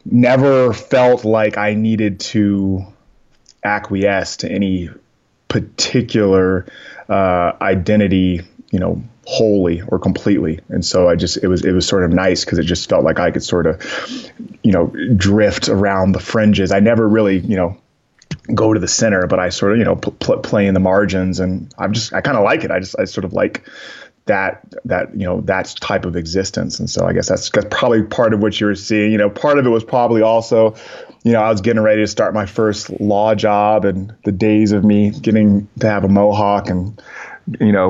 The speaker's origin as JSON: {"language": "English", "town": "San Antonio", "region": "Texas", "country": "United States", "tie": "born there", "also_born_or_lived": "Germany / New York / Boston / West Coast", "said": "Um, I was born in San Antonio, and shortly after that, moved out to uh, Germany, and then came back down through like New York, Boston, and then eventually out to the West Coast"}